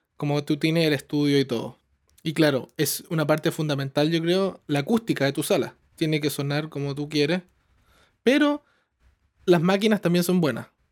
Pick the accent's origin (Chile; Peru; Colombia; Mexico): Chile; southern Chile; moved away as an adult; also born or lived in Santiago, Chile; now in Toronto, Canada; Yo vengo de un pueblo chico, en el sur de Chile, y me fui a Santiago